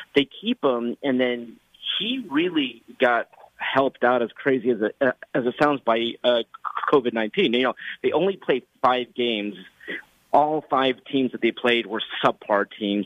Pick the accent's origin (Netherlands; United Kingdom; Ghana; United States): United States; Los Angeles, California; I'm from Los Angeles where for 21 years we didn't have a team